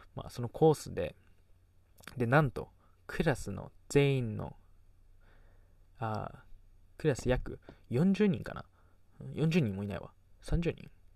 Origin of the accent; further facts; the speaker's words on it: Kagoshima, Japan; accent: Kagoshima dialect; also born or lived in Las Vegas, United States / Canada; 小中高鹿児島で育ってきて